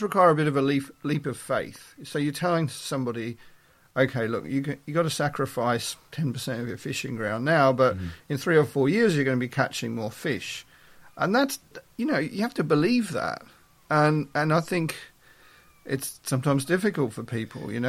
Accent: Melbourne, Victoria, Australia; moved away as an adult; now in York, United Kingdom; I was brought up in Australia, in Melbourne. I was born in Melbourne.

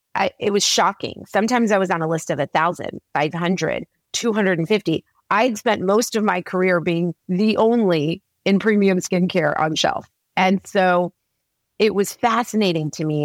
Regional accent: Oklahoma, United States; moved away; growing up in Oklahoma, it was such a sports driven community

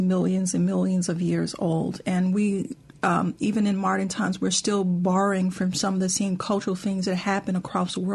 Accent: the American South, United States; as Southerners

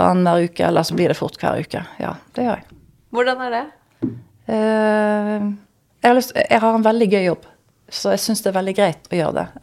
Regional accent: Vestland, Norway; Når jeg hører den podkasten, så hører jeg at jeg er stril fremdeles.

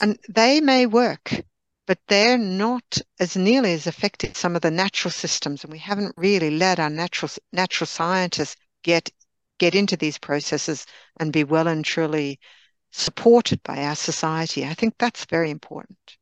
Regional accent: Australia; now in Sweden; I'm Australian by birth

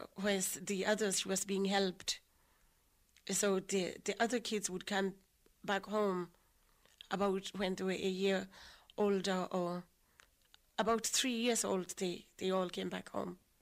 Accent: Lesotho; I grew up in a little place called Harabushuri

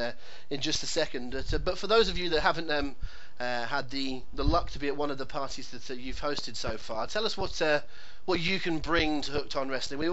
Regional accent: England, United Kingdom; as an Englishman in England

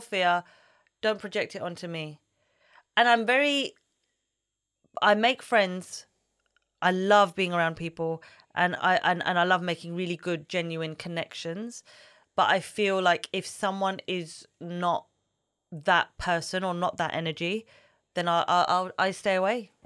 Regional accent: London, United Kingdom; I love growing up here. I don't think I could live in London forever

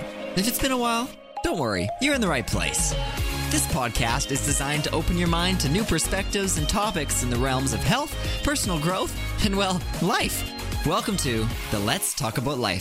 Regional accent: Saskatoon, Saskatchewan, Canada; I'm from Saskatoon, Saskatchewan, Canada.

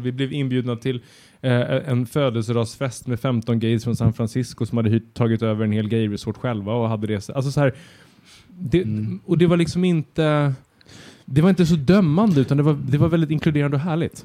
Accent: Södertälje, Stockholm County, Sweden; När jag växte upp i Södertälje

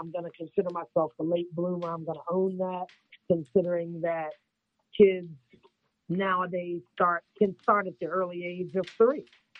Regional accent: Northern Virginia, United States; now in Wilmington, United States; I am originally from Northern Virginia, right outside of Washington, D.C., so I can consider myself a Northern Virginian for the most part. But I have been residing in the North Carolina state for over 28 years.

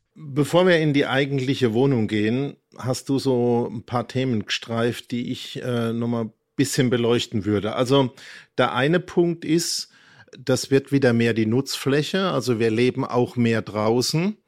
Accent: Mannheim, Baden-Württemberg, Germany; Ich bin in einer Arbeiterstadt, in einem Arbeiterhaushalt groß geworden in Mannheim

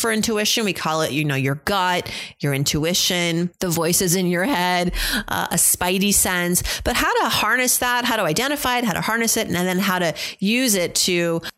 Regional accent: United States; growing up in America

